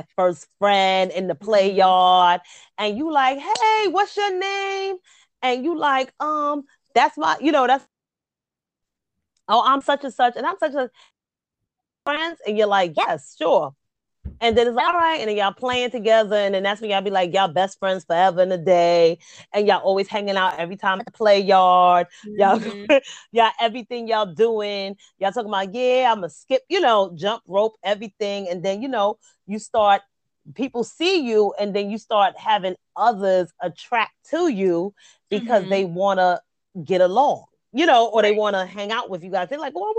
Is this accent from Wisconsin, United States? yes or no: no; New York City, New York, United States; also born or lived in Bronx, New York; I'm from the Queens.